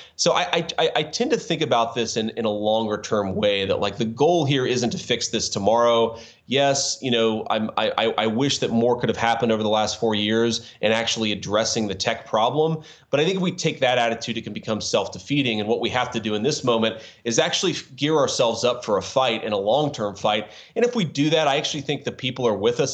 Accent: Cincinnati, Ohio, United States; we launched our VC firm in Cincinnati. You know, I'd been in VC the industry for a few years. I always wanted to do something in my hometown

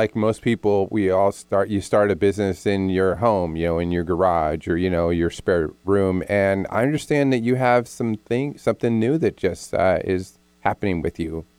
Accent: New Jersey, United States; I'm from Jersey.

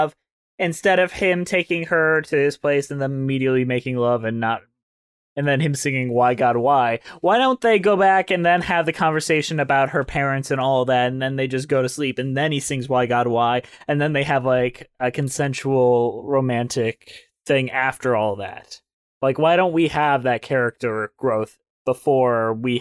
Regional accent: United States; I'm an American!

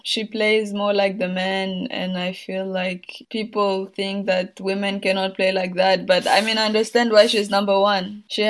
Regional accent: Burundi; moved away; Like when I was young, I mean, my parents were not telling me much and we didn't know anything. But like when I left the country and I was coming back

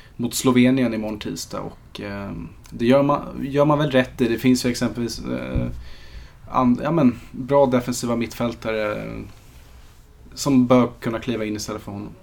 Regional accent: Sweden; för mig som svensk

